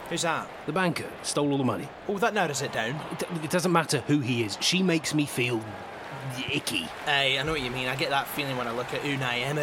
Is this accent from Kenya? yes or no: no; England, United Kingdom; I was growing up in England, and these lot were the biggest cunts you could imagine.